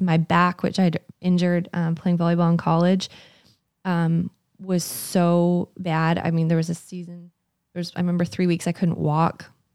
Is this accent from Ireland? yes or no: no; Canada; moved away; I'm from Canada, and we had gone back to my parents' house